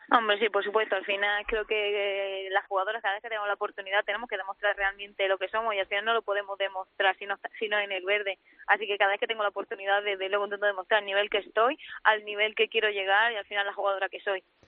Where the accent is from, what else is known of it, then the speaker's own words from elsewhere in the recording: Granada, Andalusia, Spain; now in Madrid, Spain; en Granada, que encima todo en mi tierra